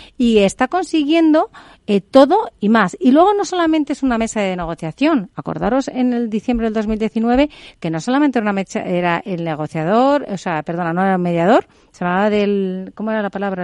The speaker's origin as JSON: {"language": "Spanish", "country": "Spain", "said": "como española"}